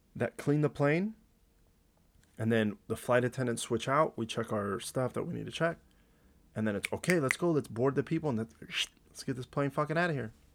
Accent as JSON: {"language": "English", "town": "Montclair", "country": "United States", "tie": "born or raised there", "said": "I grew up in Montclair"}